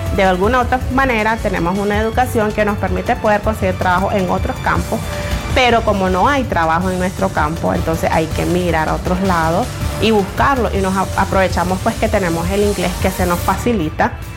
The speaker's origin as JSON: {"language": "Spanish", "town": "Bluefields", "region": "South Caribbean Coast Autonomous Region", "country": "Nicaragua", "tie": "born or raised there", "first_language": "Creole", "second_language": "Spanish", "moved": "as an adult", "lives_now": "Managua, Nicaragua", "said": "Soy originaria de Bluefield, eh, está ubicado pues en la costa caribe"}